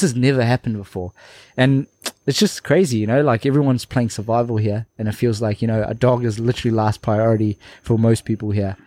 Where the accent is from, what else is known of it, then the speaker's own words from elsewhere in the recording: Labasa, Northern Division, Fiji; my hometown, Lombasa